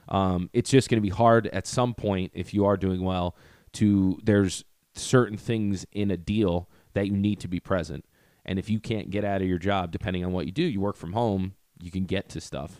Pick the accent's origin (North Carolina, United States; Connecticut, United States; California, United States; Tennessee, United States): Connecticut, United States; Greenwich; also born or lived in Port Chester, New York; I say Portchester, just 'cause then I don't have to talk about Greenwich